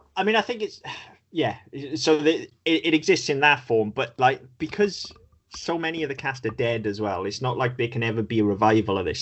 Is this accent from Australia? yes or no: no; United Kingdom; we're British